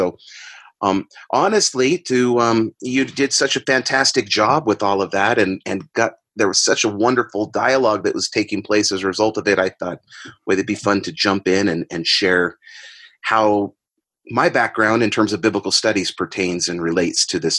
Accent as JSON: {"language": "English", "town": "San Diego", "region": "California", "country": "United States", "tie": "born or raised there", "also_born_or_lived": "Brazil / Utah", "said": "I was born and raised in San Diego, California area. I was born into a family that was very devout and active in the LDS faith."}